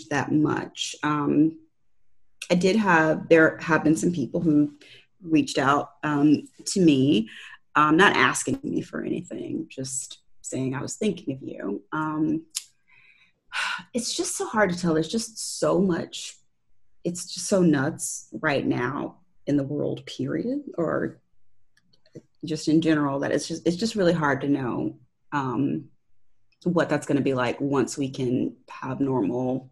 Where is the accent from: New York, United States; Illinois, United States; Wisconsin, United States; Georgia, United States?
Georgia, United States; Valdosta; moved away as an adult; also born or lived in Tampa Bay area, Florida / Baltimore / Washington DC area; now in Tallahassee, United States; I grew up in a town called Valdosta, Georgia